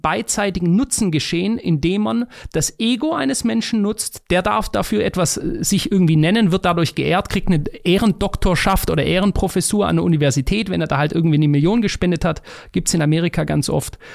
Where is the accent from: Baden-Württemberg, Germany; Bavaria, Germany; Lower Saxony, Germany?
Baden-Württemberg, Germany; Stuttgart; in Degerloch, bei mir einem Stadtteil von Stuttgart